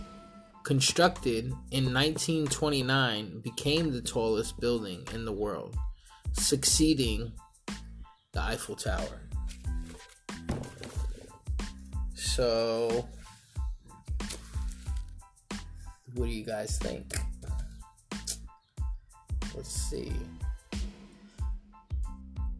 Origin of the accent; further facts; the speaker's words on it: New York, United States; now in Eugene, United States; I'm from New York